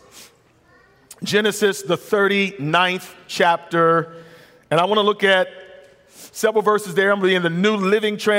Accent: United States

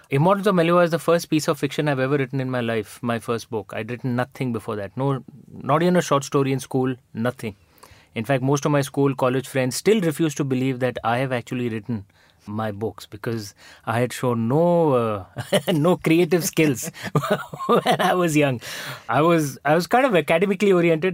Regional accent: India; moved away as an adult; now in London, United Kingdom; I'm not a, you know, foreign Indian. I'm an Indian Indian

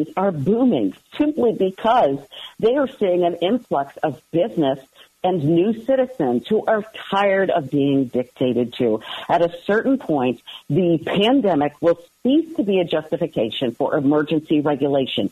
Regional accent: just outside Milwaukee, Wisconsin, United States; now in Baltimore area, United States; I grew up just outside Milwaukee.

